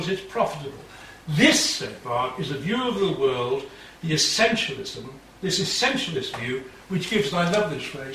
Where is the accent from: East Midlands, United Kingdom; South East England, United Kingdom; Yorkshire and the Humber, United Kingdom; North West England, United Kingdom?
North West England, United Kingdom; Liverpool; I was brought up in Liverpool in a lower middle class family